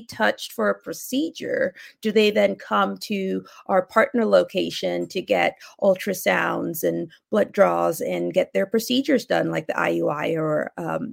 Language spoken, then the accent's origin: English; Cameroon; first language Akum; English is a second language; moved away; also born or lived in Atlanta; Akum, which is my home language, I was born in Cameroon